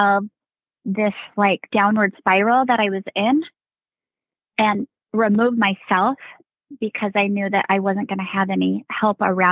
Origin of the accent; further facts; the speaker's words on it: Northern California, United States; also born or lived in Las Vegas, Nevada; now in Grayslake, United States; I actually grew up in North California in wine country in Santa Rosa, Sonoma, Napa, Lake County